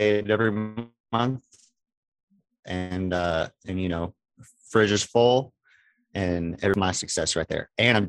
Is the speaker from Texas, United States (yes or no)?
yes; Beaumont, Texas, United States; now in Silsbee, United States; I am originally from Beaumont, Texas. I live in Silsbee, Texas now.